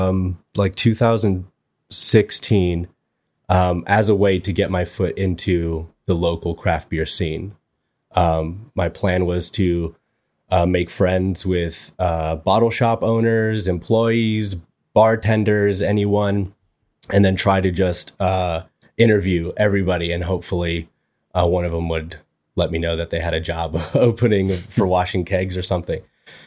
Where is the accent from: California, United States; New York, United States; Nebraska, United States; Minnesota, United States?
California, United States; Torrance; I've lived in Torrance, most of my life. So yeah, didn't move away to college or anything like that.